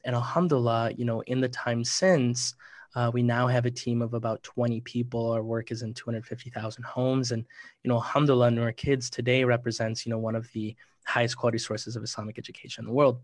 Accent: Minneapolis, Minnesota, United States; I grew up in Minneapolis, Minnesota

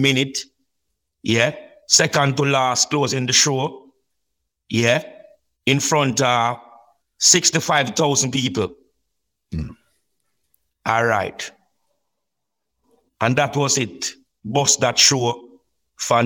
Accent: Saint Elizabeth, Jamaica; we are from St. Elizabeth

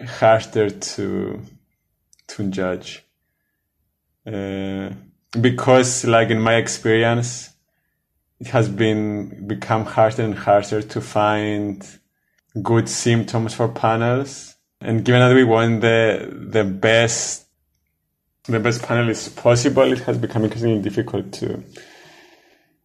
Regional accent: Cyprus; first language Greek; English is a second language; moved away; my home country is Cyprus, which is a different country from Greece, though we speak the same language.

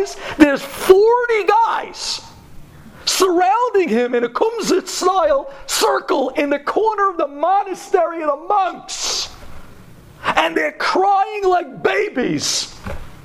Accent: New York City, New York, United States; We're from Brooklyn

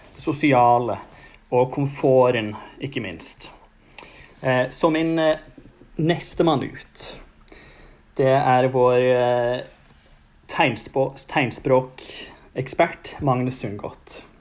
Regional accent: Stavanger, Rogaland, Norway; jeg holder meg hjemme på Tasta

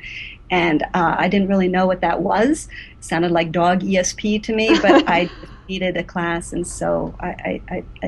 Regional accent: Henrietta, New York, United States; also born or lived in Rochester, New York; I was born in Rochester, New York. Actually, I grew up in the suburb, Henrietta

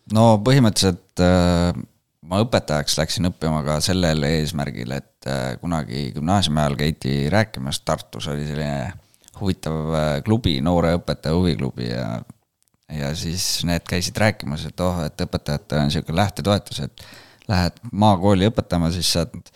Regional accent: Rakvere, Lääne-Viru County, Estonia; now in Tallinn, Estonia; ma olen tulnud Rakverest, et praegu elan Tallinnas ja töötan Viimsis

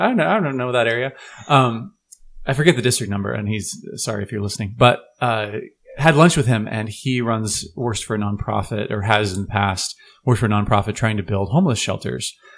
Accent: Portland, Oregon, United States; we're from Portland

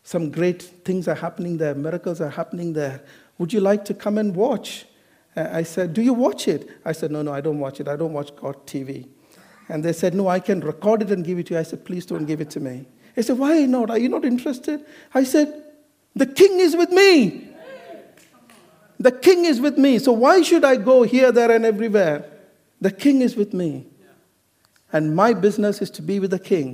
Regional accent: Kerala, India; now in United Kingdom; I'm not from Goa, I'm from Kerala.

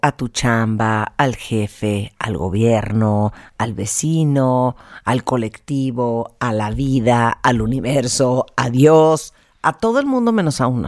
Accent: Mexico; nuestra mentalidad como mexicanos

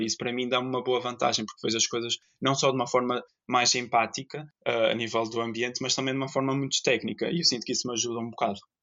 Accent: Ponta Delgada, Azores, Portugal; moved away as an adult; also born or lived in Terceira, Azores; now in Porto, Portugal; Sou natural dos Açores, que é uma terra linda de morrer. Eh, nasci na terceira, mas aos dois anos fui para São Miguel. E desde 2013 que vivo no Porto.

